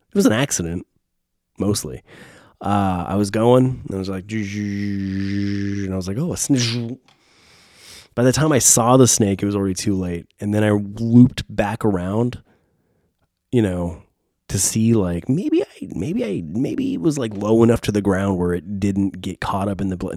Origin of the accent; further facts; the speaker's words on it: San Diego, California, United States; now in Nashville, United States; Growing up in San Diego, Point Loma, Ocean Beach